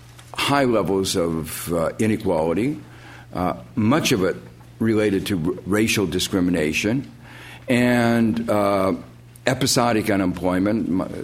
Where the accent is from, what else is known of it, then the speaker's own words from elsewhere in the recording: Gary, Indiana, United States; Growing up in Gary, Indiana, which some of you may know is an industrial town, or was an industrial town, on the southern shores of Lake Michigan